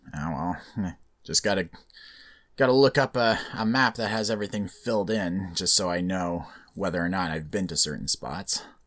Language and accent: English; Canada; being born and raised in Canada, so I get to stay